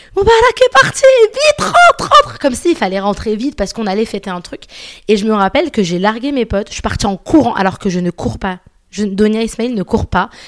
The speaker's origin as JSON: {"language": "French", "town": "Paris", "region": "Île-de-France", "country": "France", "tie": "born or raised there", "said": "j'ai pas grandi en Égypte, moi j'ai grandi à Paris"}